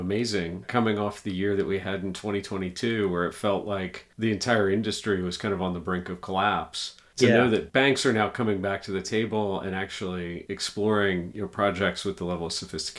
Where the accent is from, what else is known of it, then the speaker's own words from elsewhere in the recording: United States; as an American, I would say we're kind of mired in gridlock and uncertainty here in the US at the moment.